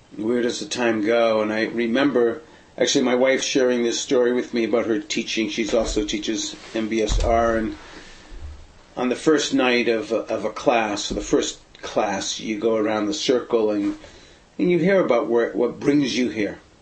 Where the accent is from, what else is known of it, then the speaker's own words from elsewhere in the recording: Boston, Massachusetts, United States; moved away; also born or lived in San Francisco Bay Area, California; growing up in the Boston area in Brighton